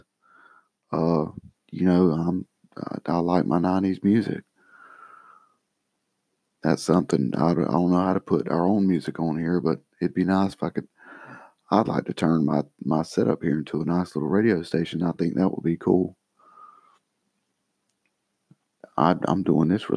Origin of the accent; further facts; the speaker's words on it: United States; I'm an American, so we have Social Security.